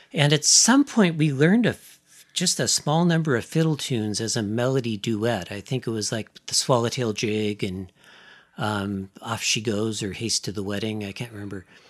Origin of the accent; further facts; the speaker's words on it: Seattle, Washington, United States; also born or lived in East Coast; I was born in Seattle, so I've pretty much, I've, my permanent address has always been within the greater Seattle area